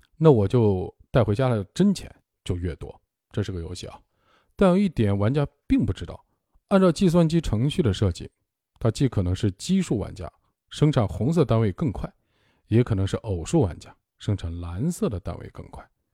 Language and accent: Chinese; China; also born or lived in Zhejiang; 我们中国人